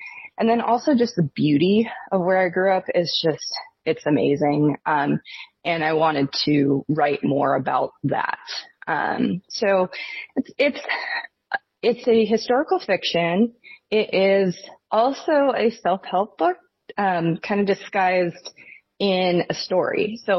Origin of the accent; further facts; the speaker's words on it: Washington, United States; And so, I grew up in Northern Washington, right on the border of Idaho.